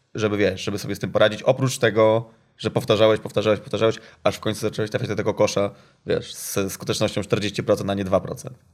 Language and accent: Polish; Gdynia, Pomeranian Voivodeship, Poland; ja jestem z Gdyni